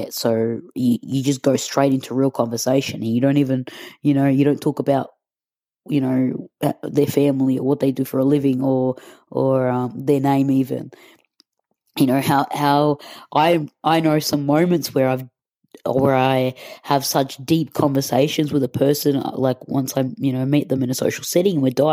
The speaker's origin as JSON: {"language": "English", "country": "Australia", "also_born_or_lived": "Egypt (ancestry)", "moved": "yes", "lives_now": "Madrid, Spain", "said": "I'm from Australia. My parents are Egyptian, but I'm living currently in Madrid."}